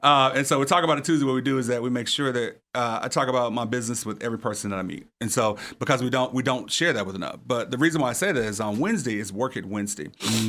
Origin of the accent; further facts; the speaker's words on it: Little Rock, Arkansas, United States; now in Memphis, United States; I'm originally from Little Rock. I'm not an original Memphian.